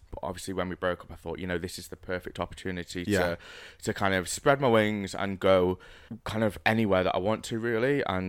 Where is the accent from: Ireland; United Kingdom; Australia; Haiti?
United Kingdom; Stoke-on-Trent, West Midlands; So I'm actually from Stoke-on-Trent originally, but I have moved around a lot, you know.